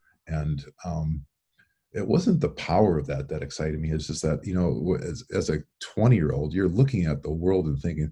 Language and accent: English; Iowa, United States; when I was growing up in Iowa